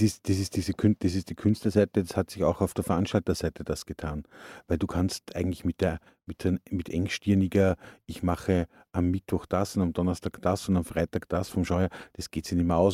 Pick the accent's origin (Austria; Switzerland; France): Austria; Upper Austria; now in Salzburg, Austria; Wir sind aus Oberösterreich